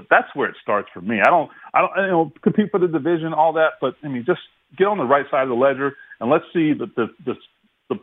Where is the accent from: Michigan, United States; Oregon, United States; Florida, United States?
Florida, United States; Listen, I grew up a Dolphins fan growing up in South Florida.